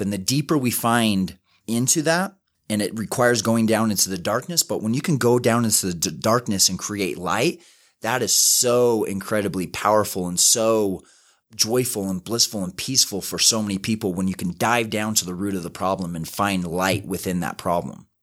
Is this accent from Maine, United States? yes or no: no; West Valley City, Utah, United States; I grew up in West Valley City, super small house